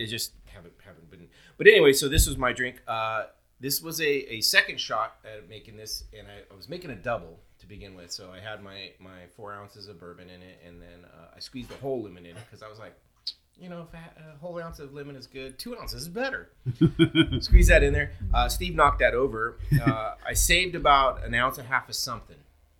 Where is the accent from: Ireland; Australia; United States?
Ireland; No, we call them Irish mules because we're Irish and we use Irish whiskey.